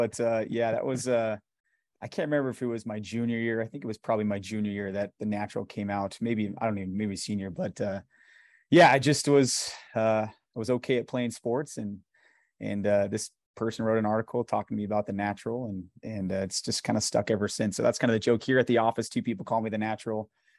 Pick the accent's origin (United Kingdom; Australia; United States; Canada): United States; Salt Lake City, Utah; Yeah, so I grew up in the Harvard Yale area. So kind of over the, I'm an East High local product, I guess. Grew up there my whole life.